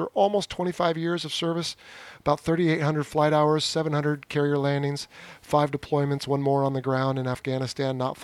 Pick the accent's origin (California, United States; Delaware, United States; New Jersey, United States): California, United States; I was born and raised in California